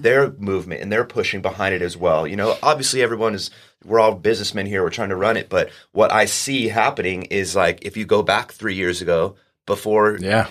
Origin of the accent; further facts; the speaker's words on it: Oceanside, California, United States; I grew up in Oceanside